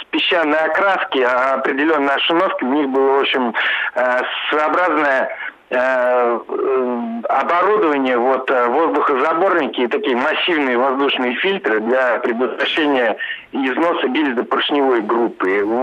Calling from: Moscow, Russia; Я Москва, Москва, да.

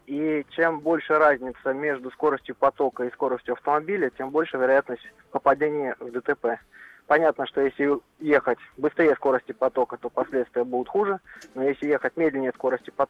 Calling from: Saint Petersburg, Russia

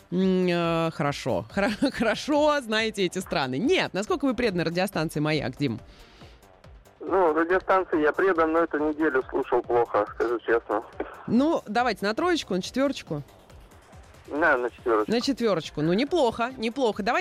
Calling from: Kursk, Kursk Oblast, Russia; Я из Курска звоню вам.

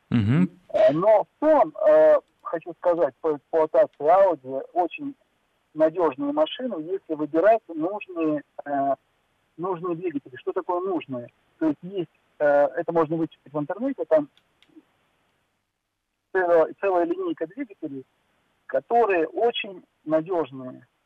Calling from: Saint Petersburg, Russia; Э, я из Санкт-Петербурга.

